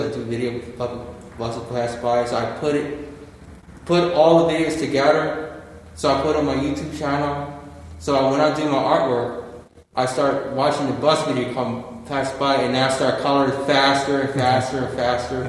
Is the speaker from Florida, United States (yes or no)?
no; Aston, Pennsylvania, United States; I live in Aston, Pennsylvania